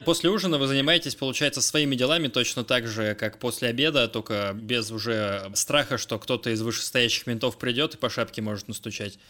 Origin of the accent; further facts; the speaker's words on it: Russia; я из России